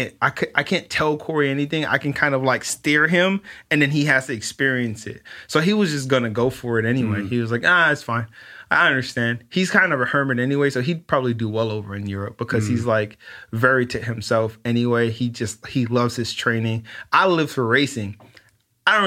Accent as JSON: {"language": "English", "town": "Los Angeles", "region": "California", "country": "United States", "tie": "born or raised there", "said": "And, you know, growing up in South Central and kind of understanding that you live this life of having to be very careful"}